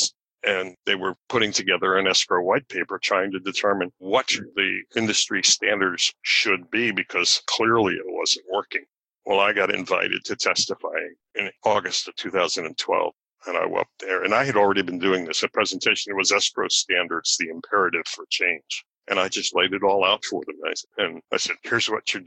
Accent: Virginia, United States; Richmond, Virginia, my home state

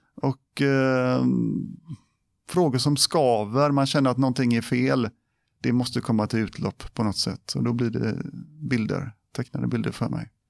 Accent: Gothenburg, Västra Götaland, Sweden; moved away as an adult; also born or lived in Biskopsgården, Gothenburg; now in Borås, Sweden; jag föddes, föddes i Biskopsgården. Där, ja. Jag bodde där tills jag var sex år. Sen så flyttade vi till Kärra. Ja på Hisingen. Eh, och där bodde jag tills jag flyttade hemifrån.

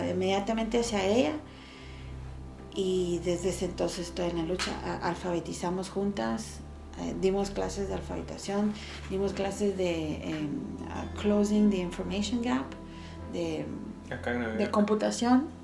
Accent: Guatemala; now in United States; tengo 44 años y quizás en estos últimos dos o tres años, la primera vez que identifico como guatemalteca americana nunca quise el, poner el guión.

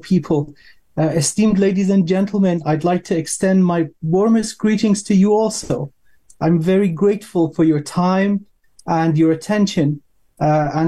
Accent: Iran; moved away; I was born in Iran

